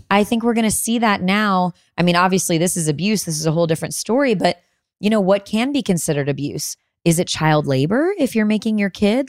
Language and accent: English; Illinois, United States; Illinois, my home state